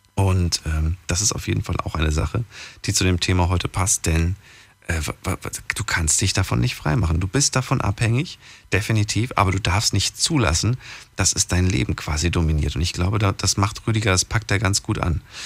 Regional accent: Frankfurt, Hesse, Germany; ich bin ja eigentlich aus Frankfurt

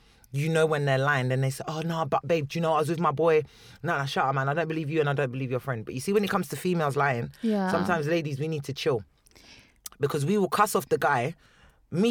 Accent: Chessington, London, United Kingdom; I'm from Chesterton

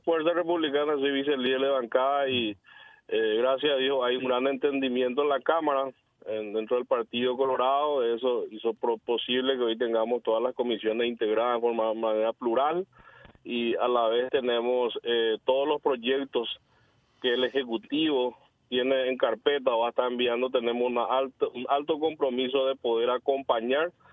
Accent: Cordillera, Paraguay; yo provengo del interior, yo soy de Cordillera, fui intendente dos periodos

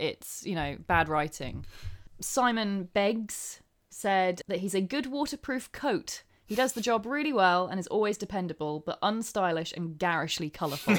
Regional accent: England, United Kingdom; I'm English

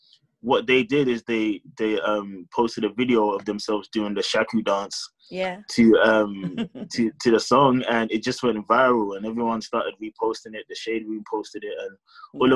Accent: London, United Kingdom; Born and raised in London. I've lived in London my whole life

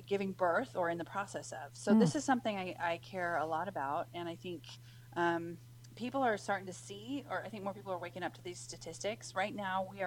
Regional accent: Washington, United States; my home state of Washington

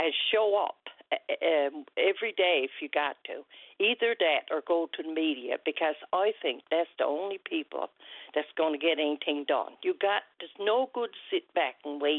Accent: Wesleyville, Newfoundland and Labrador, Canada; my hometown of Wesleyville

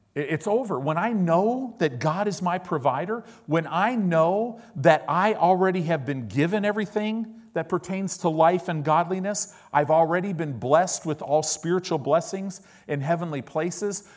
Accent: Illinois, United States; also born or lived in Oklahoma; now in Southern California, United States; I live in Southern California. I paid my dues. I lived in the Midwest. I grew up in Illinois

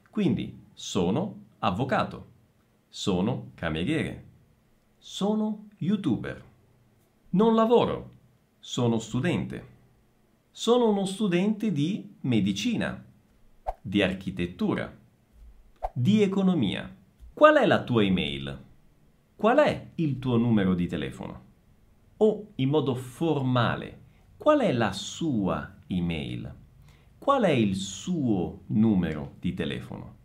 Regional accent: Messina, Sicily, Italy; now in Bragança Paulista, Brazil; Sono nato a Messina

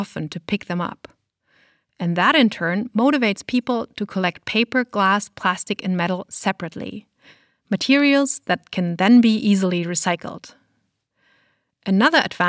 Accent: Germany; my home country of Germany

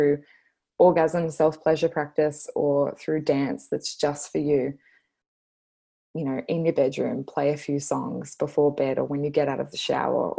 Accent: Australia; accent: Bogan Australian; my Bogan Australian accent

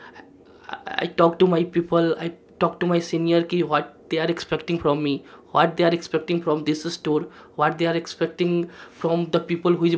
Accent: Bihar, India; also born or lived in Pune; now in Ranchi, India; I'm basically from Bihar

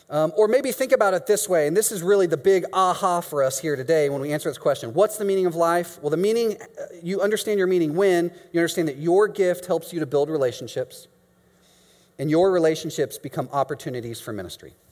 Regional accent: Mexico; moved away as an adult; now in Chicago, United States; yes, I'm from Mexico.

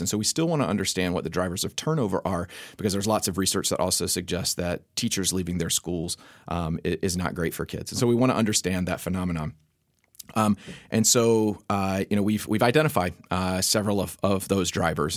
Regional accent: North Carolina, United States; I grew up in North Carolina

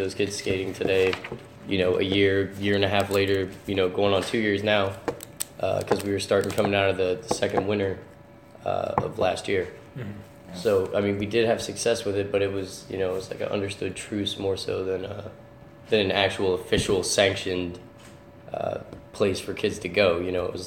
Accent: Dallas, Texas, United States; now in Trenton, United States; I'm not originally from Trenton, but growing up in Dallas area, down in Texas

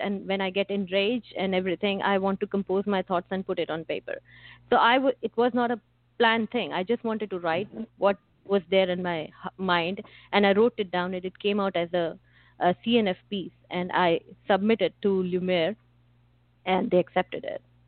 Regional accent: India; growing up in India

